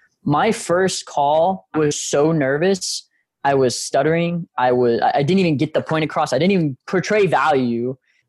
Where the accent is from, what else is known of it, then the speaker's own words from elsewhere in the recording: Galveston, Texas, United States; also born or lived in Houston; being a military family, as I said, grandfather Marine, dad Marine, we moved around a little bit whenever I was growing up, but settled down, I think it was like 2000 in Galveston. Then we moved to Houston